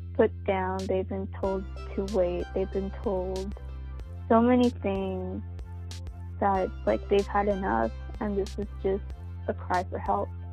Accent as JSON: {"language": "English", "country": "United States", "said": "an American citizen"}